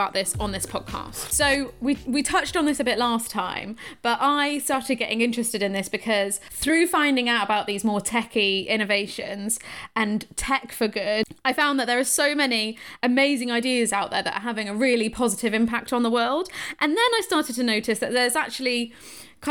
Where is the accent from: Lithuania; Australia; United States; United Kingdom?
United Kingdom; Shrewsbury, West Midlands; I'm from Shrewsbury